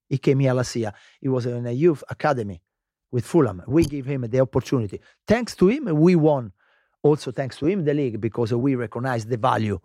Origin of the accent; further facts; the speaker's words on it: Lazio, Italy; English is a second language; moved away as an adult; also born or lived in England; Lazio, I was born in Lazio